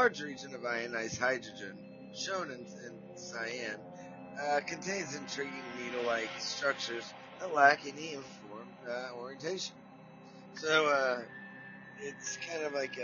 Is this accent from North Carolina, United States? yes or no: no; Tulsa, Oklahoma, United States; I'm from Tulsa, Oklahoma